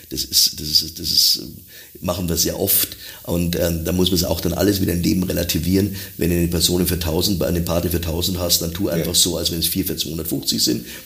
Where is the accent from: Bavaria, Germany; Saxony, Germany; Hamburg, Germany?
Hamburg, Germany; ich als Hamburger, irgendwann sehe ich Käfer in der Hamburger Messe